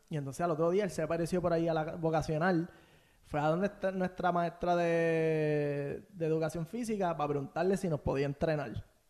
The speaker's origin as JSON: {"language": "Spanish", "town": "Bayamón", "country": "Puerto Rico", "tie": "born or raised there", "said": "nací en Bayamón, me estuve como mi primer año en Riverside, este, y después me mudé para allí, para Vista Bella, eh, aquí en Santa Juanita"}